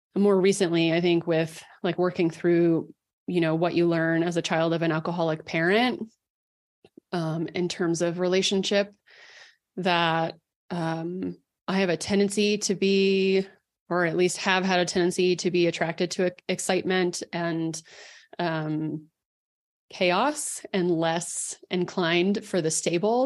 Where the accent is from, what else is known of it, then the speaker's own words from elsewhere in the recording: Dallas, Texas, United States; moved away as an adult; also born or lived in Colorado; I grew up in Dallas